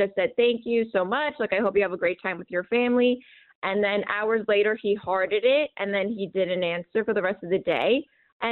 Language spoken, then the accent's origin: English; New York, United States; I'm from New York